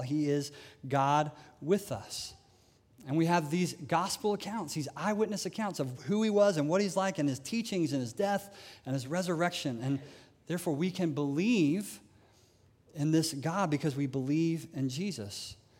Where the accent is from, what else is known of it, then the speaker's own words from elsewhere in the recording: United States; as an American